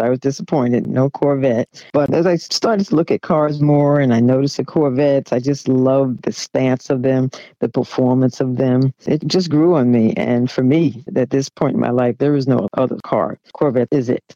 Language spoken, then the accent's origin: English; New York City, New York, United States; I'm originally from Jamaica, Queens, New York. I grew up in a fairly middle class neighborhood.